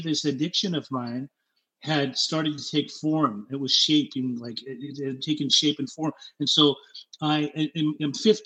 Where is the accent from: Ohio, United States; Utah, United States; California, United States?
Utah, United States; Salt Lake City; also born or lived in Germany; I was born in Germany and raised in Salt Lake City, Utah.